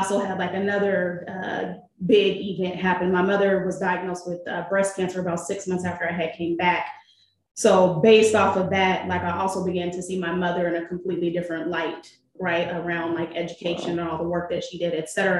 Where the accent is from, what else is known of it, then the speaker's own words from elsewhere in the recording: Seattle, Washington, United States; I was born and raised in Seattle, Washington